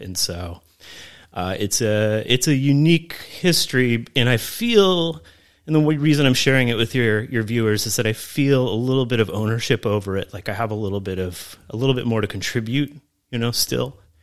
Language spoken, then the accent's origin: English; Camarillo, California, United States; I grew up in Camarillo, California